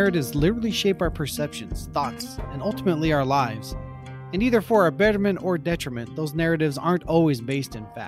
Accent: Blackfoot, Idaho, United States; I grew up in southeast Idaho in a town that bills itself as the potato capital of the world. We're even home to the Idaho Potato Museum.

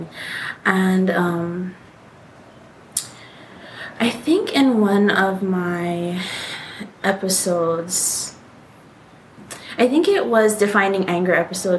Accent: Hawaii, United States; we are Hawaiian. We graduated from an all-Hawaiian private school here in Hawaii

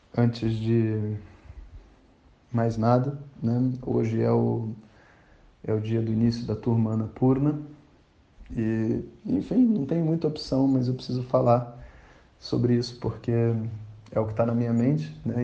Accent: Brazil; somos brasileiros

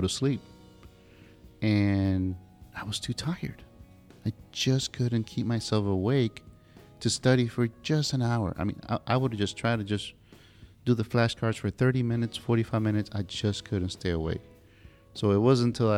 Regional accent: the South, United States; now in Pensacola, United States; that's sort of the way we combine words and phrases here in the South.

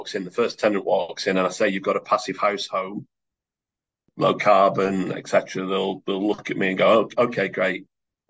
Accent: Oldham, North West England, United Kingdom; I'm from Oldham, so I look and sound like a number of people across the table from me in Oldham

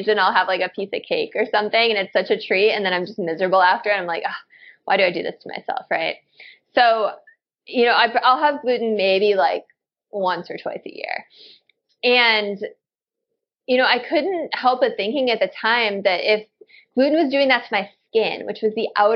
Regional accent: Chicago, Illinois, United States; I grew up in Chicago

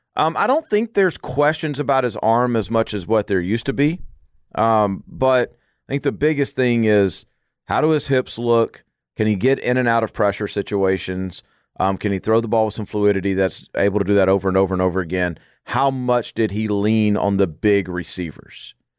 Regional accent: Arkansas, United States; I grew up in Arkansas

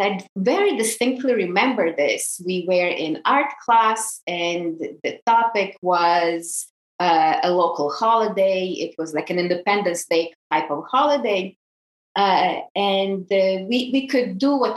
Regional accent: Croatia; moved away; I grew up in Croatia on a small island in the Adriatic.

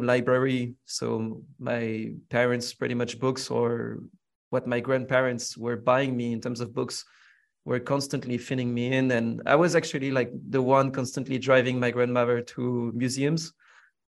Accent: Villeneuve-Saint-Georges, Île-de-France, France; I grew up in the suburbs of Paris, in a town called Villeneuve-Saint-Georges. I mean, that's actually where I'm born.

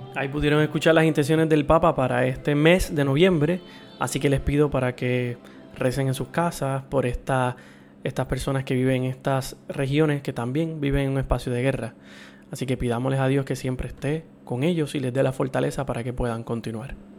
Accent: Puerto Rico; yo soy puertorriqueño

